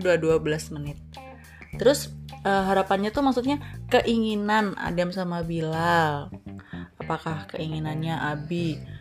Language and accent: Indonesian; Banjarnegara, Central Java, Indonesia; asli Banjarnegara